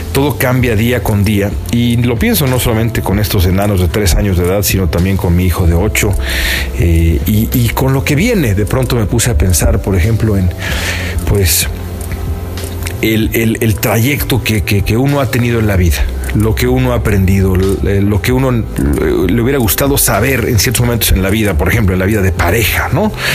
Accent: Mexico; moved away as an adult; now in Los Angeles, United States; nosotros somos mexicanos nada más y residentes, residentes acá en Estados Unidos

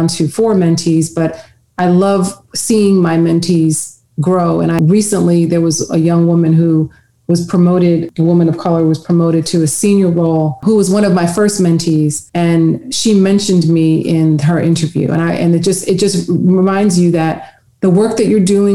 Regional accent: New York City, New York, United States; where I grew up in Queens

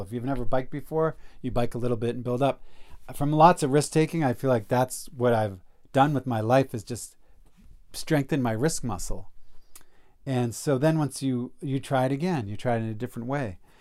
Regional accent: East Coast, United States; I'm from the East Coast, so went back east

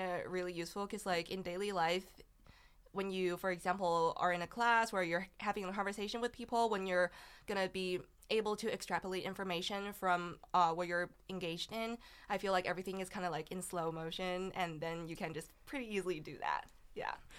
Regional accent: China; English is a second language; moved away; I'm from China

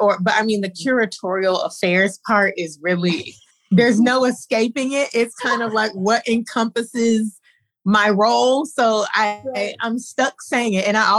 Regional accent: Inland Empire, California, United States; born or raised there; moved away as an adult; also born or lived in Compton, California / Gardena, California / Los Angeles; now in Cleveland, United States

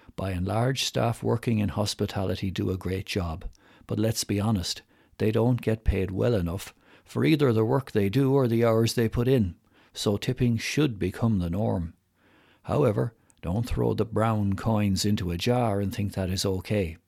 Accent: Ireland; accent: strong Irish; my strong Irish accent

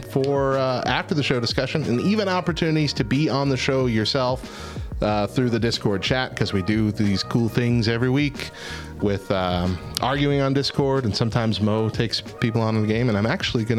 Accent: Hobbs, New Mexico, United States; I grew up in Hobbs.

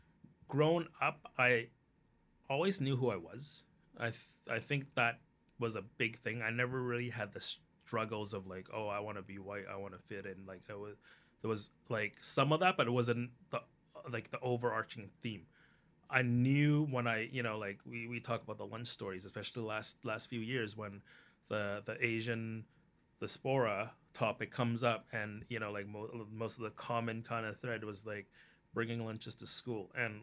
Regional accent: Canada; yes, this is part of me, but being Canadian is also the other part. And it can coexist.

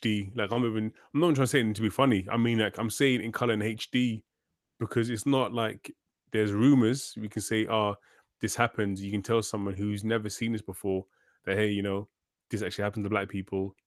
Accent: London, United Kingdom; I grew up, I grew up in London.

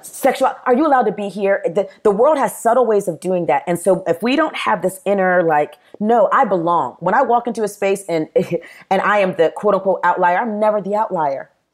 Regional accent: Charleston, South Carolina, United States; born or raised there; also born or lived in Nashville, Tennessee / Murfreesboro, Tennessee

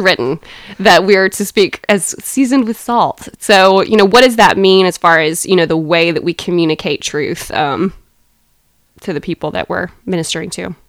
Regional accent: Athens, Georgia, United States; moved away as an adult; now in Waco, United States; I am from Athens, Georgia, grew up there

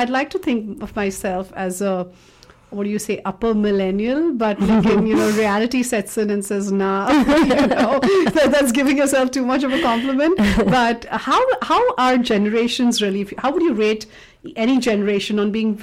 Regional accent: Mumbai, Maharashtra, India; moved away as an adult; also born or lived in Hong Kong; now in Canada; jab main badi ho rahi thi and I was in Mumbai, a very dense city

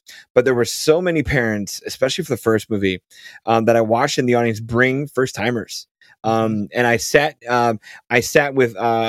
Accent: Midwest, United States; I'm a gravel road farm kid. I'm a Midwesterner where a kid from Kansas who is raised right, raised probably super conservative.

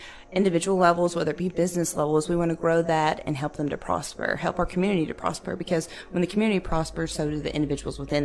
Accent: Grayson County, Kentucky, United States; moved away as an adult; now in Bowling Green, United States; I'm originally from Grayson County, Kentucky, which is about an hour north of here. I went to school there, graduated from high school there

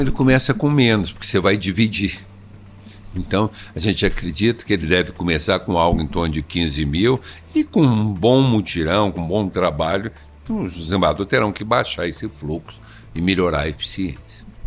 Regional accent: Três Corações, Minas Gerais, Brazil; sou mineiro, mineiro de três corações

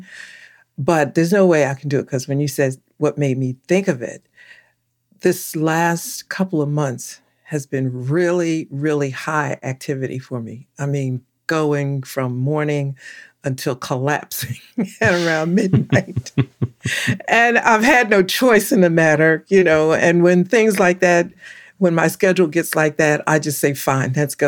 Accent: Philadelphia, Pennsylvania, United States; I was born and raised in Philadelphia, so I call that my home.

